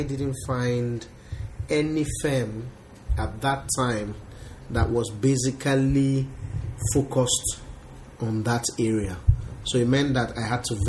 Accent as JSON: {"language": "English", "region": "Delta", "country": "Nigeria", "said": "I am from Delta State, Nigeria"}